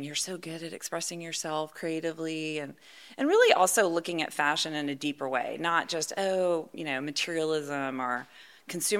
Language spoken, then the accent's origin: English; Sugar Land, Texas, United States; also born or lived in Houston, Texas; I'm born and bred Houstonian. I just, you know, I was telling you I grew up in Sugar Land